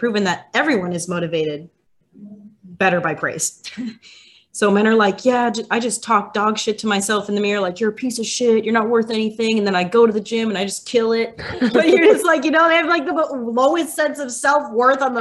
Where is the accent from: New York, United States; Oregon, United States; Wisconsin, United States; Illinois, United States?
Wisconsin, United States; moved away; I'm from Wisconsin originally.